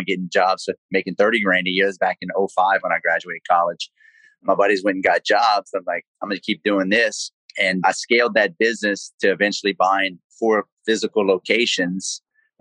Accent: Lafayette, Louisiana, United States; accent: South Louisiana; as you can probably tell from my South Louisiana accent, I'm from Cajun country, South Louisiana, Lafayette, Louisiana. Born and raised there

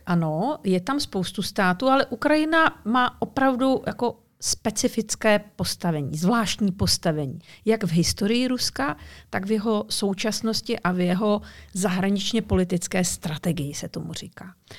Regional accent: Czechia; moved away as an adult; also born or lived in Moscow, Russia; my tady Češi žijeme

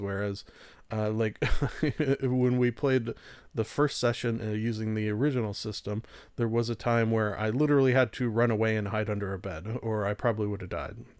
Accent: Canada; I'm Canadian

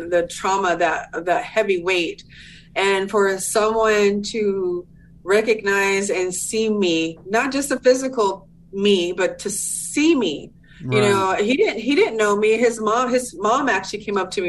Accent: Southern California, United States; I'm from Southern California, born and raised

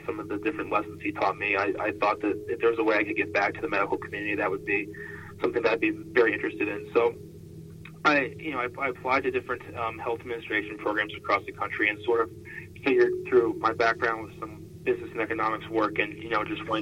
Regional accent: Falls Church, Virginia, United States; moved away as an adult; also born or lived in Chestertown, Maryland; now in Des Moines, United States; So I'm originally from Falls Church, Virginia, and grew up in Northern Virginia.

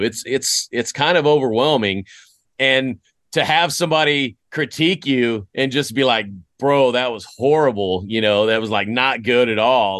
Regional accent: West Tennessee, United States; moved away; also born or lived in Greece / Fort Riley, Kansas / Germany; I grew up in West Tennessee

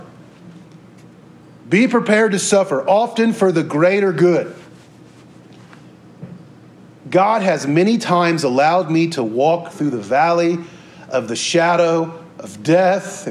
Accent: Topeka, Kansas, United States; I'm from Topeka, Kansas

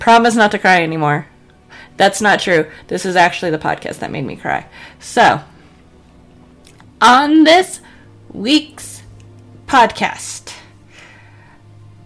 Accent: Colorado, United States; I grew up in Colorado. I was in school for Columbine

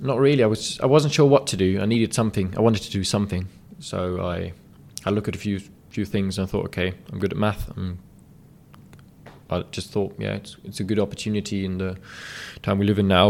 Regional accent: Berlin, Germany; it's my hometown

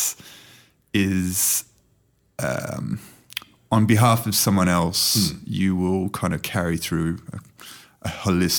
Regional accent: Casino, New South Wales, Australia; moved away as an adult; also born or lived in London

